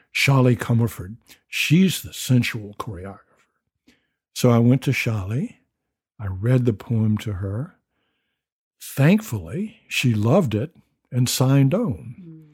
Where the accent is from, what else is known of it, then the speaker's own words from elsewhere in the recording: the South, United States; I'm a Southerner